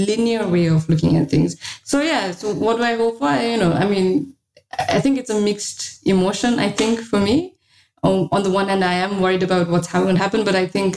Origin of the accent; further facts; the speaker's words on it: Sikkim, India; moved away; also born or lived in Delhi; I'm from Sikkim.